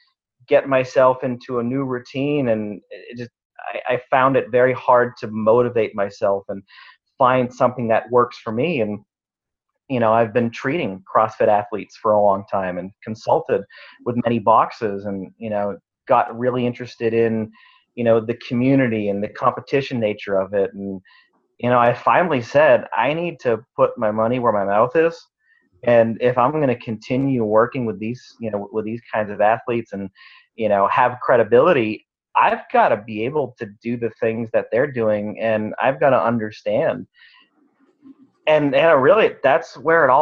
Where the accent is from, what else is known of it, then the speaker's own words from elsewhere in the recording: Northern Maine, United States; moved away; also born or lived in New Jersey / Rhode Island / Texas / North Idaho; I grew up in Northern Maine